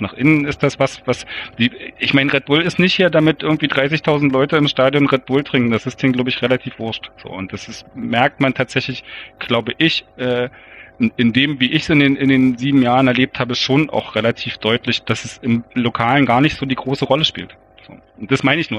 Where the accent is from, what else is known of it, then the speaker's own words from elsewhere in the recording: East Germany, Germany; als Ostdeutscher ist man da wahrscheinlich auch so ein bisschen geprägt